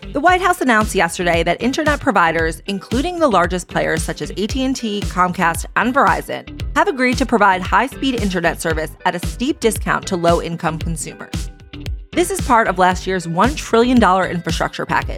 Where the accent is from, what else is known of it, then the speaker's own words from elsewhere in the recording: New York City, New York, United States; as a New Yorker